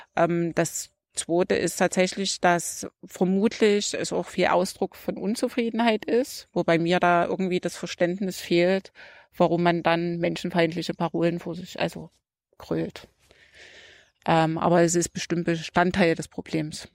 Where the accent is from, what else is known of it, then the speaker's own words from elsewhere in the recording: Saxony, Germany; bei uns in Sachsen